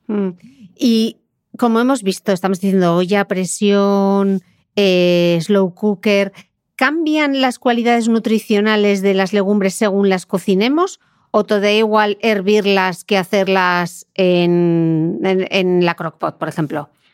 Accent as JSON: {"language": "Spanish", "region": "Asturias", "country": "Spain", "said": "yo, que soy asturiana"}